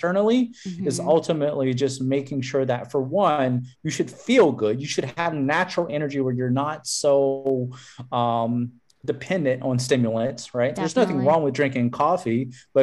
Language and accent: English; South Louisiana, United States; I grew up in South Louisiana where everything was eaten with rice